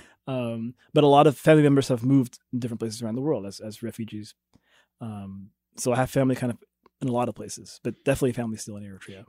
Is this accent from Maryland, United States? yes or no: no; Jefferson City, Missouri, United States; I grew up in Jefferson City